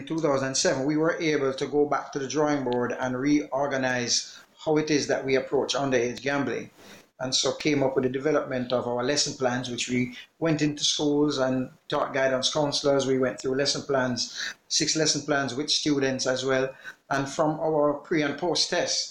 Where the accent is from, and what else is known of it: Jamaica